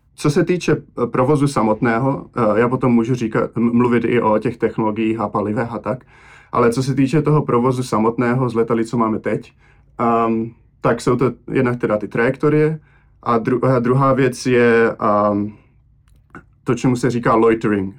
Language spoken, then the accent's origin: Czech; Czechia; also born or lived in Slovakia; now in Boston, United States; jsem vyrůstal v Česku